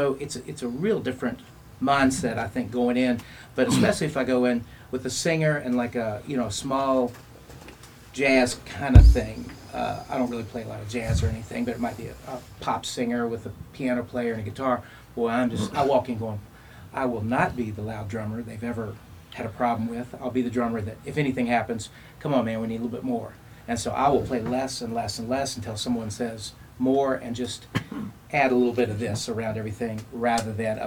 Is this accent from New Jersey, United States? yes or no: no; Staunton, Virginia, United States; I grew up in Stanton.